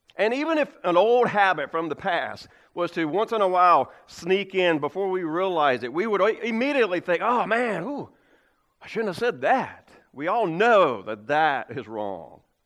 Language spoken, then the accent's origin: English; Creswell, North Carolina, United States; moved away; whenever I go back to my hometown, Cresswell